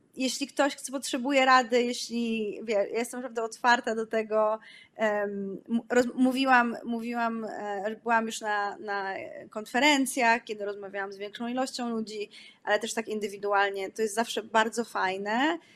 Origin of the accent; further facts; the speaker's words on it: Poland; moved away; Jesteśmy z, z fajnego kraju, w którym kulturalnie jest, jest to no, miejsce bardzo bogate